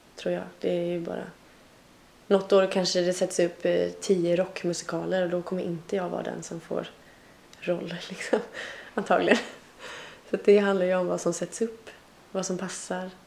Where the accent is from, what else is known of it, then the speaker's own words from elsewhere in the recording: Tranemo, Västra Götaland, Sweden; now in Stockholm, Sweden; De trakterna mm. i Tranemo kommun kommer jag ifrån